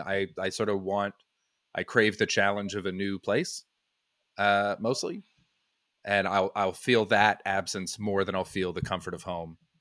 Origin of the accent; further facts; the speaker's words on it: Vancouver, British Columbia, Canada; moved away as an adult; also born or lived in Brighton / Montreal; now in United Kingdom; I'm from Vancouver. Well, just outside